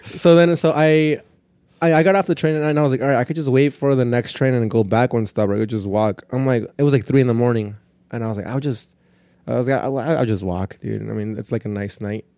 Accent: Perris, California, United States; first language Spanish; English is a second language; moved away as an adult; also born or lived in Mexico; now in Queens, New York, United States; I'm from Paris, from Paris, California, which is like, probably like almost two hours from Mexico

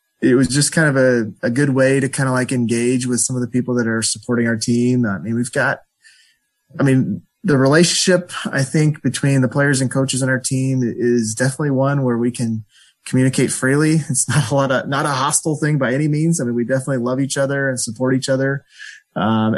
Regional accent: Omaha, Nebraska, United States; moved away as an adult; also born or lived in Florida; now in California, United States; I grew up in Omaha, Nebraska

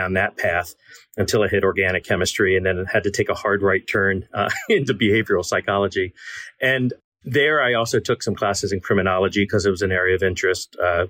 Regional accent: Baltimore, Maryland, United States; I am from Baltimore, Maryland, and where a lot of my family is from, not too far from your hometown of Lancaster.

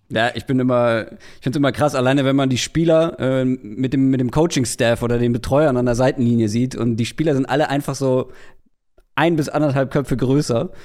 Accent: Wedel, Schleswig-Holstein, Germany; komme ich aus Wedel

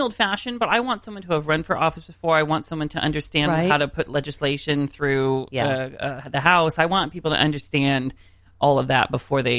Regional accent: Mount Vernon, Washington, United States; I'm from Mount Vernon, Washington, which is like an hour north of Seattle, right under the Canadian border. And we export more tulips than all of Holland.

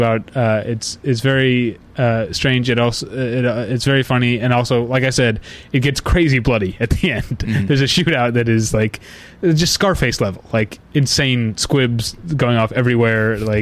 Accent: United States

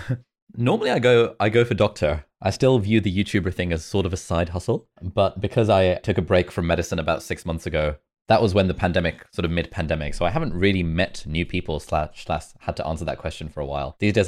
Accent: Lesotho; moved away; also born or lived in Karachi, Pakistan; I was there for only about a year. And then when I was like one or two, we moved to Lesotho, which is a country in southern Africa.

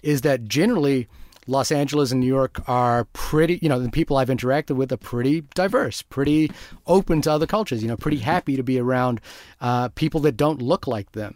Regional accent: New Zealand; also born or lived in Fiji; I come from New Zealand, Fiji before

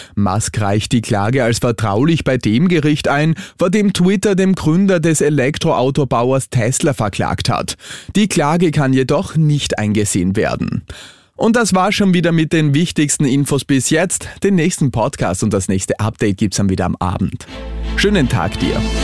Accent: Austria; Bei uns in Österreich

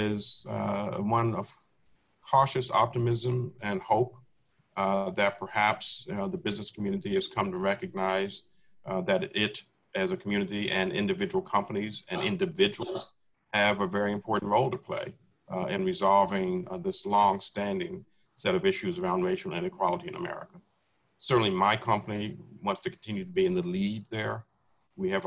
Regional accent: Washington, District of Columbia, United States; I grew up in Washington, D.C. when it was a segregated city.

